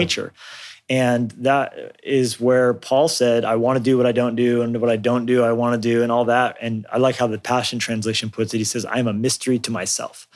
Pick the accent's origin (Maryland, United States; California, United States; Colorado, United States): Colorado, United States; also born or lived in New Mexico; I grew up in Colorado and New, and New Mexico some as well